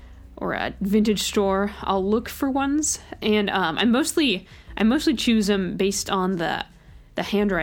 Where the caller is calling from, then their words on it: Milwaukie, Oregon, United States; I'm listening from Milwaukee, Oregon, in the United States.